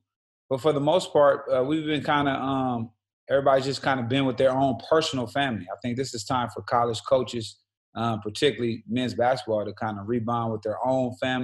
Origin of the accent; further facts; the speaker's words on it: Los Angeles, California, United States; also born or lived in Syracuse; I'm from South Central Los Angeles.